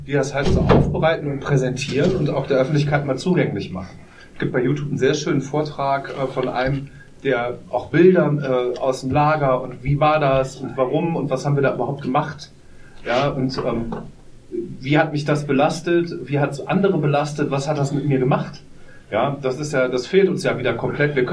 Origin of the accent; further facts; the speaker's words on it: Poland; German is a second language; now in Germany; Ich dachte, ja, ist wie in meiner Heimat in Polen.